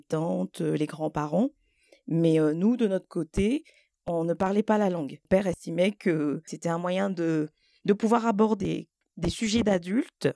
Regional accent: Côte d’Ivoire; first language French; moved away; je suis née en Côte d'Ivoire et j'ai passé euh, tout mon primaire en Côte d'Ivoire

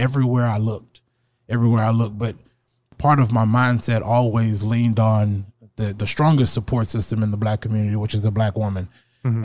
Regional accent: Alexandria, Louisiana, United States; now in Sioux Falls, United States; I'm from Alexandria, Louisiana

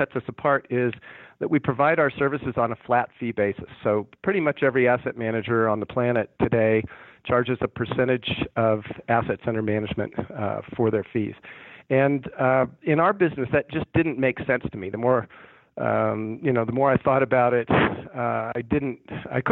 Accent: San Francisco Bay Area, California, United States; now in Denver, United States; growing up in the San Francisco Bay Area

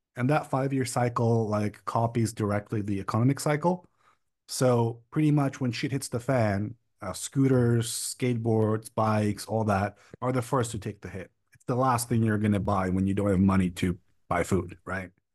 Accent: Prague, Czechia; also born or lived in Berlin, Germany; I come from the Czech Republic, Prague, to be specific, but I lived in Berlin, Germany for about four or five years.

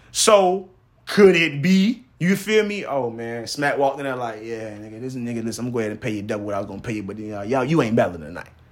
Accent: Miami, Florida, United States; I am from Miami

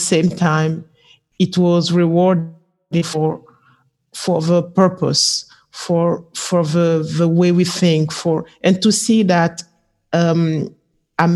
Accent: Mali; I'm from Mali, and I'm a textile and fashion designer

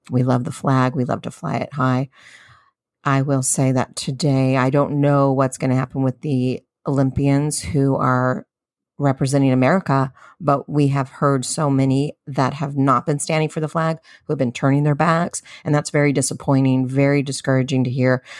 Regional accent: San Diego, California, United States; I'm a Californian, Southern Californian from San Diego

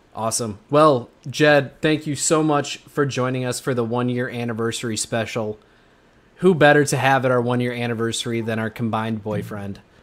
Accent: Midwest, United States; I'm from the Midwest

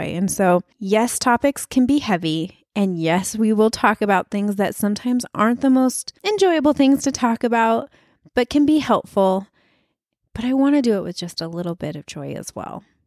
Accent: Wyoming, United States; moved away; I'm from Wyoming

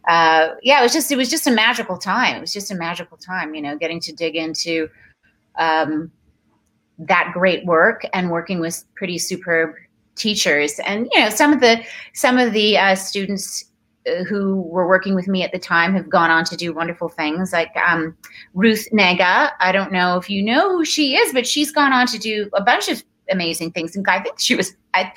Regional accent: Toronto, Ontario, Canada; moved away as an adult; also born or lived in Dar es Salaam, Tanzania; now in Los Angeles, United States; I grew up in Toronto, having moved from Tanzania

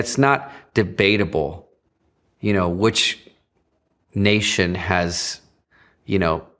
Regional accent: Virginia, United States; I grew up on the East Coast. In Virginia, a few miles away from where the first cross was planted on the shores of North America, Cape Henry.

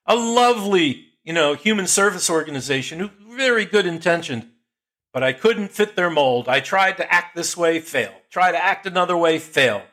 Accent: Jersey Shore, New Jersey, United States; I grew up on the Jersey Shore

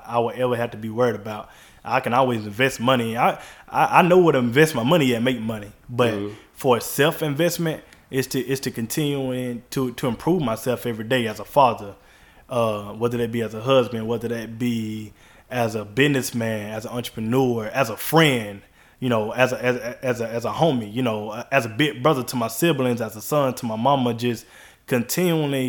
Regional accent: Georgia, United States; I grew up in Georgia. Like, that's where all my memories is at.

